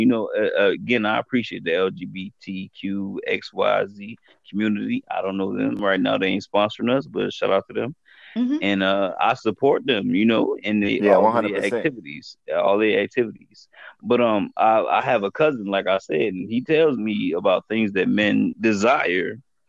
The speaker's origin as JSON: {"language": "English", "town": "Chicago", "region": "Illinois", "country": "United States", "said": "I'm from Chicago."}